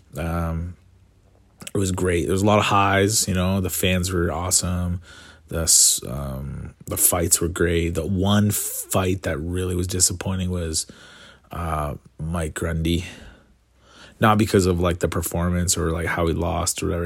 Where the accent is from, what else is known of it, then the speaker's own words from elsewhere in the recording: Canada; as a Canadian